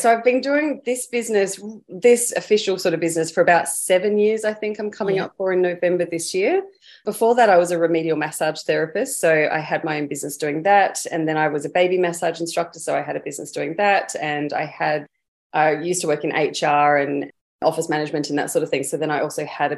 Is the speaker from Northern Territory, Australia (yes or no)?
yes; Darwin, Northern Territory, Australia; moved away as an adult; now in Queensland, Australia; I grew up in Darwin in the Northern Territory for quite a bit of time